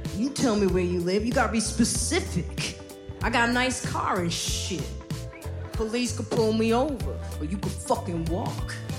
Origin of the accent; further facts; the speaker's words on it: Highland Park, United States; I grew up in Highland Park